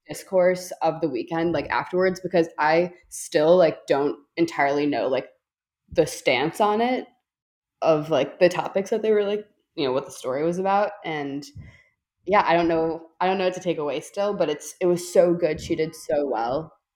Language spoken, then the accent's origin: English; Chicago, Illinois, United States; I'm from Chicago